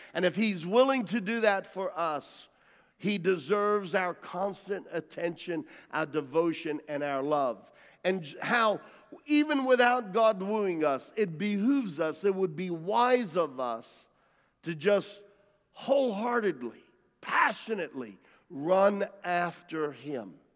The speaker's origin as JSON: {"language": "English", "country": "United States", "said": "I'm an American and I'm proud to be American, and while I am genetically have DNA that has roots in Italy"}